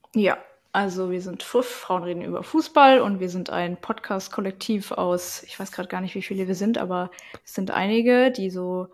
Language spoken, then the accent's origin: German; Leipzig, Saxony, Germany; ich komme aus Leipzig, bin da auch aufgewachsen